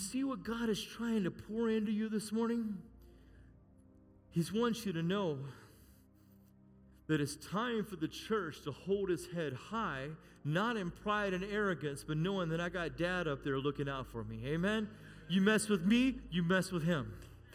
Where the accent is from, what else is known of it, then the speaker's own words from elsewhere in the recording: United States; We're American.